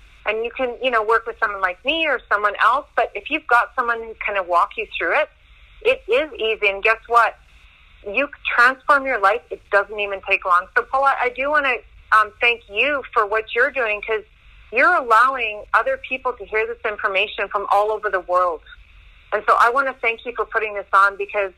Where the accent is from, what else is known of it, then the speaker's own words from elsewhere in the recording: Castlegar, British Columbia, Canada; now in Vancouver, Canada; I grew up in Casper. I'm 100% Russian, so we were Dukobor there.